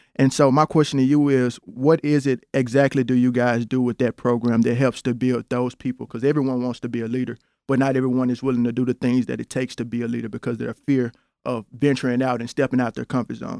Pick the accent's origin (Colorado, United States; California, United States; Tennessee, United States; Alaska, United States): Tennessee, United States; Memphis; born and raised in Memphis, Tennessee